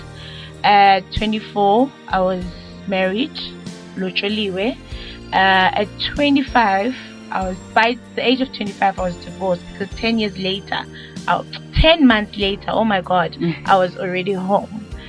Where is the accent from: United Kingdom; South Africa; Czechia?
South Africa; Middlebrook; I'm from Middlebrook.